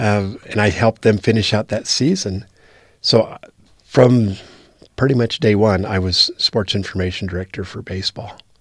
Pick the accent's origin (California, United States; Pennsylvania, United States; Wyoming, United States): Wyoming, United States; moved away; I'm from Wyoming